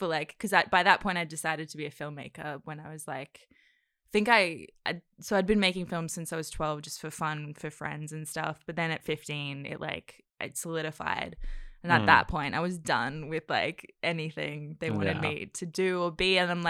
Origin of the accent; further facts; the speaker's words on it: Cairns, Queensland, Australia; also born or lived in New Zealand / Indonesia; because I was born in New Zealand, actually, and then I lived in Indonesia for 5 years. And then so we moved to Cairns when I was like six.